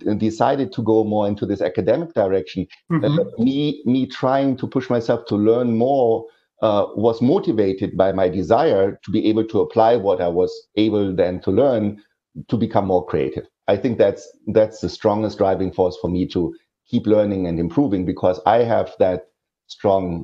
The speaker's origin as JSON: {"language": "English", "area": "Ruhr area, western Germany", "region": "North Rhine-Westphalia", "country": "Germany", "tie": "born or raised there", "also_born_or_lived": "Aachen, Germany", "second_language": "English", "moved": "yes", "said": "It's in this steel production and coal mining area where I grew up"}